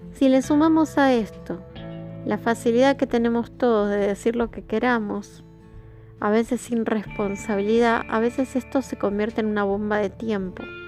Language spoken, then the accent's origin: Spanish; Argentina; yo hago este podcast desde Argentina